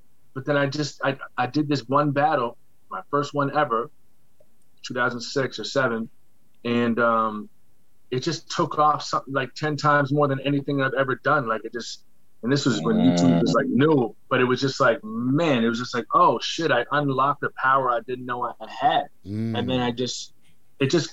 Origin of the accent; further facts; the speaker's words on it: Nova Scotia, Canada; I tell somebody I'm from Scotia, they embrace me immediately